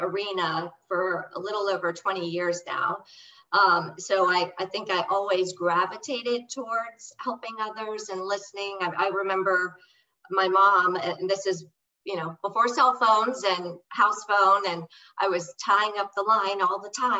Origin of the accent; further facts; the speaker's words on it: St. Petersburg, Florida, United States; Born and raised in St. Pete